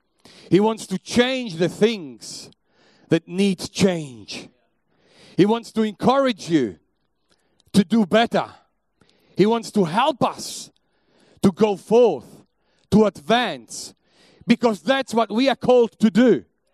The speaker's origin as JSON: {"language": "English", "country": "Italy", "tie": "born there", "also_born_or_lived": "Germany / England / Belgium", "second_language": "English", "said": "We were living in Belgium before that. I was living in Germany. I lived in England. I was born in Italy. I have traveled through all Europe. I have learned quite a few languages along the way."}